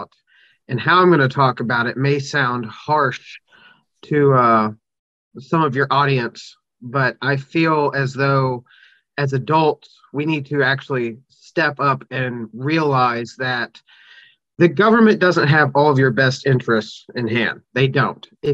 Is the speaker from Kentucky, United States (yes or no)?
yes; Kentucky, United States; start a pilot program in my hometown here in Kentucky